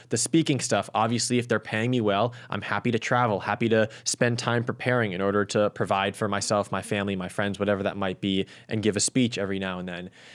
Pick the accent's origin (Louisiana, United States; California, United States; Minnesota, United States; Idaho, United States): California, United States; Los Angeles; my hometown, home city, at L A twenty-eight